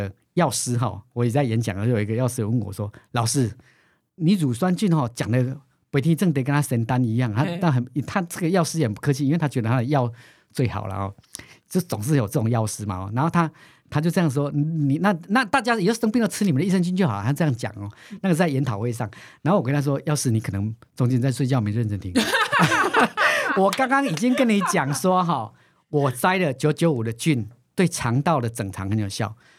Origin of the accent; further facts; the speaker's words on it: Taiwan; 我的基因跟你的基因不一样，我们都是台湾人。